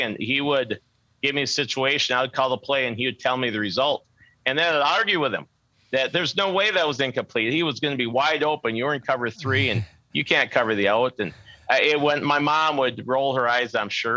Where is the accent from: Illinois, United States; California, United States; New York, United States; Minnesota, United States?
Minnesota, United States; Minneota; I grew up in a small town, southwest Minnesota, by the name of Minneota